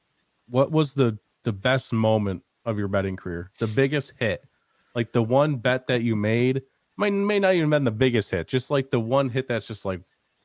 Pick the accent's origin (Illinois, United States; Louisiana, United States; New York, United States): New York, United States; I'm from New York and they just legalized it recently.